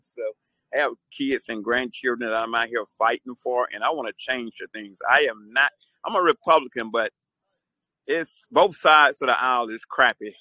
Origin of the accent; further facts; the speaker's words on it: Atlanta, Georgia, United States; also born or lived in Queens, New York; I'm a New Yorker born in Jamaica, Queens, New York. Uh, left at an early age. Parents moved to the South, raised around Atlanta, Georgia